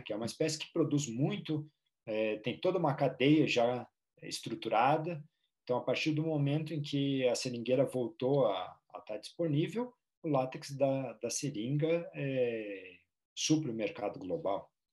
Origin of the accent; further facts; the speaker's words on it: Rio Grande do Sul, Brazil; no Rio Grande do Sul, de onde eu sou